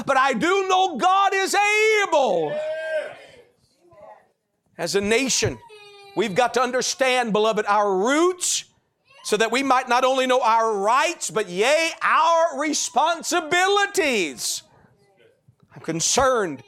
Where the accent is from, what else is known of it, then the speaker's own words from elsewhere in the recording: United States; as an American, okay? Because that's my country